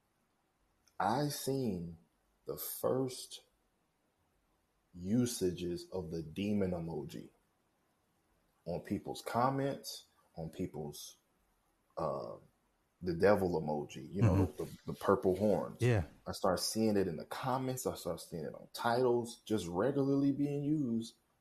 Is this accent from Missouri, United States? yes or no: yes; St. Louis, Missouri, United States; I'm from St. Louis, Missouri